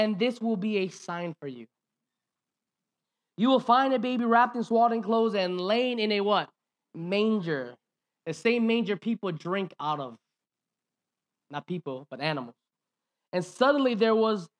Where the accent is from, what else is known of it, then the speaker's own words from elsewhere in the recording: Hawaii, United States; we grew up in Hawaiian culture